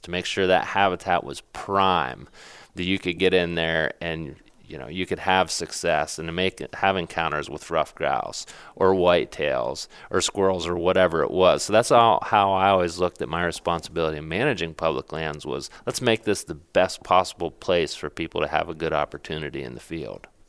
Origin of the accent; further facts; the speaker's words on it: Pennsylvania, United States; my home state, uh, which is Pennsylvania